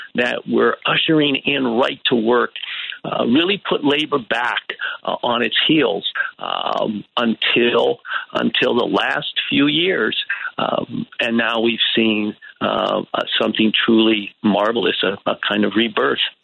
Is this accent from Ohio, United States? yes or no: yes; Youngstown, Ohio, United States; my hometown, Youngstown, uh, Ohio